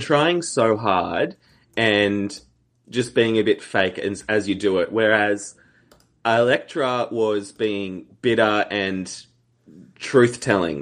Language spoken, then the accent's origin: English; Australia